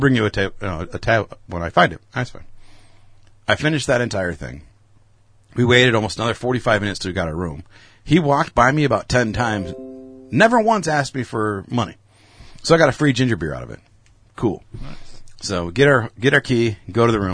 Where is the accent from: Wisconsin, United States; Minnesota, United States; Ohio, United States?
Wisconsin, United States; we're from Wisconsin